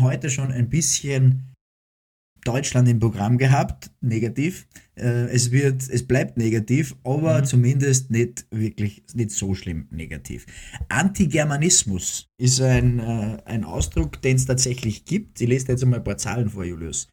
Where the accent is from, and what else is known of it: Austria; also born or lived in Cologne, Germany